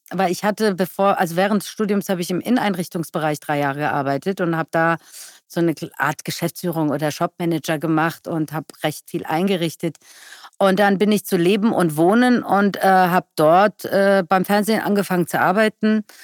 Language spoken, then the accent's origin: German; Iran; now in Germany; Ich würde sagen, mein Ursprung ist der Iran, aber meine Heimat, in der ich lebe, ist Deutschland.